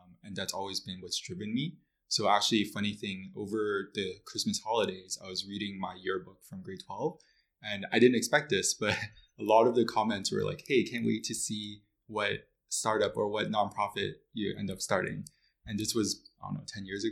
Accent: Mississauga, Ontario, Canada; also born or lived in Toronto / Kingston; I was born in Mississauga

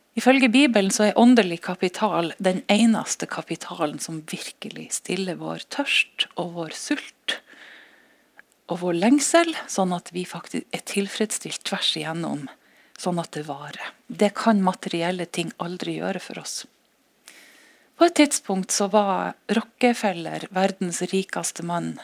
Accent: Norway; siden vi er norsk

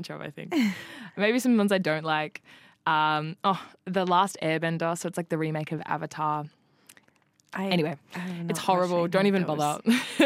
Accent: Australia; accent: Australian; my Australian accent

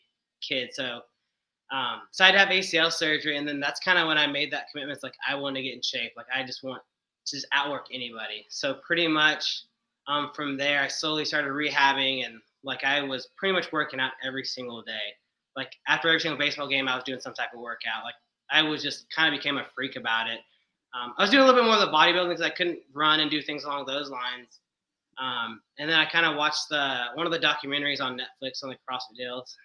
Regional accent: Lubbock, Texas, United States; moved away as an adult; also born or lived in San Marcos, Texas; now in Buda, United States; I'm from West Texas. I'm from Lubbock originally.

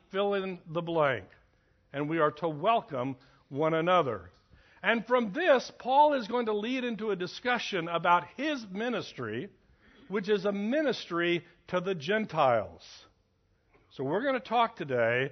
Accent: United States; we, as American Christians

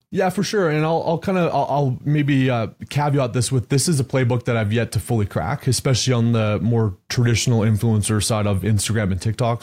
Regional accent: Canada; now in Texas, United States; I grew up in Canada, moved to Texas

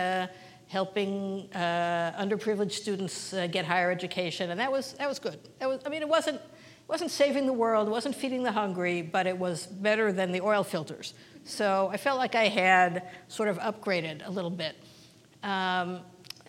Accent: Kansas City, Missouri, United States; moved away as an adult; now in Israel; I grew up in Kansas City in a conservative congregation at Beth Shalom and USY and Camp Ramah

